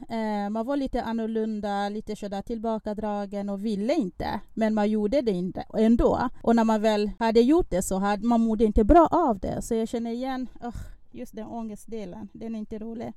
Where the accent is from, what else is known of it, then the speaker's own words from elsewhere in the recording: Republic of the Congo; now in Sweden; Jag är från Kongo Brazzaville